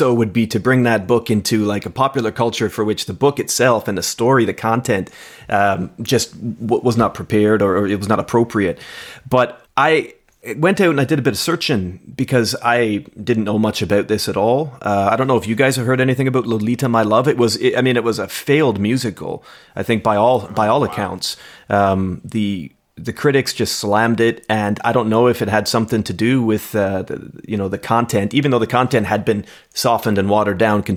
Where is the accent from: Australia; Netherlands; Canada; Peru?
Canada; moved away as an adult; now in Scotland; we're North Americans, we're Canadians. I mean, I've been in Scotland for 15 years